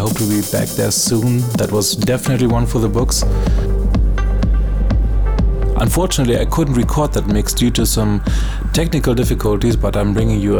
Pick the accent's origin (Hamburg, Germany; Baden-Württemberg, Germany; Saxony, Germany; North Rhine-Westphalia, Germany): North Rhine-Westphalia, Germany; Düsseldorf; my hometown Düsseldorf